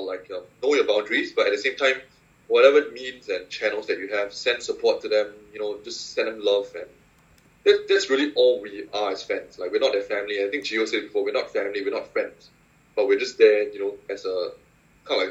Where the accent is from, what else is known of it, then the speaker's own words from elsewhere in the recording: Singapore; I'm from Singapore